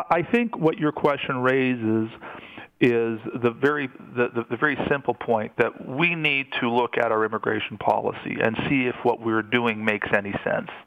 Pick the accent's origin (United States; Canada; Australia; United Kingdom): Canada; that's perfectly fine with me as a Canadian citizen, as a taxpayer, as a person who believes he has a good moral compass.